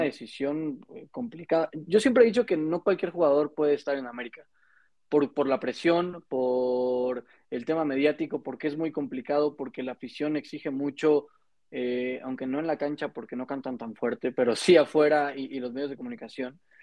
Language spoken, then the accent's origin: Spanish; Mexico; nosotros como mexicanos